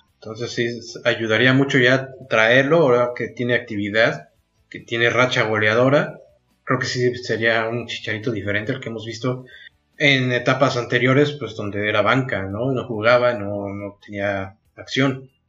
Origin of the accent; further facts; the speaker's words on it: Mexico; nosotros como mexicanos